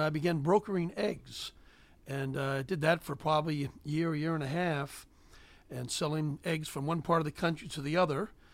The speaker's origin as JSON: {"language": "English", "town": "Gettysburg", "region": "Pennsylvania", "country": "United States", "tie": "born or raised there", "also_born_or_lived": "Cheverly, Maryland", "said": "I grew up on a chicken and a hog farm. Uh, I was born in Cheverly, Maryland, but the farmers near Gettysburg, Pennsylvania"}